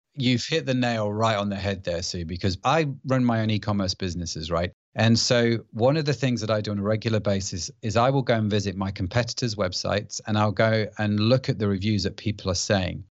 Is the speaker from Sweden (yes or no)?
no; United Kingdom; accent: British; I live in the U K, as you can probably tell by my accent